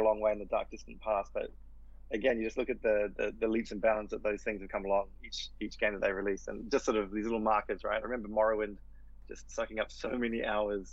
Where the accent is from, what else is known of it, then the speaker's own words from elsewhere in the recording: New Zealand; I grew up in New Zealand